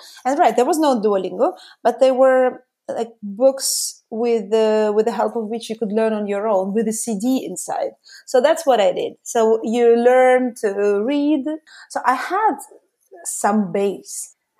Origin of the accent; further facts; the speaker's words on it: Russia; first language Russian; English is a second language; now in Sweden; I was born in, actually back then it was the Soviet Union, what is now the Russian part, so the Russian Federation. Far away from everywhere, even I think more than 3,000 kilometers away from Moscow, the capital of the country. Obviously, my mother tongue is Russian